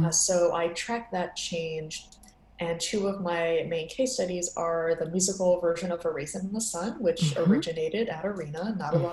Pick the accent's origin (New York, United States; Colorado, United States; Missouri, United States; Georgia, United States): New York, United States; New York City; I'm from New York City